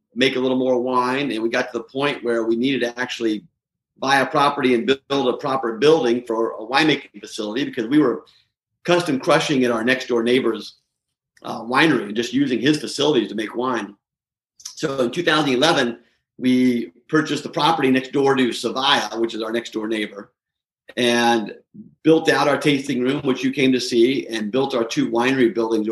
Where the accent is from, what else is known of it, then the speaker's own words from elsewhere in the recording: Atlanta, Georgia, United States; moved away as an adult; also born or lived in Seattle, Washington; now in Walla Walla, United States; I grew up in Atlanta, Georgia, and so I went back home when I got out of the Navy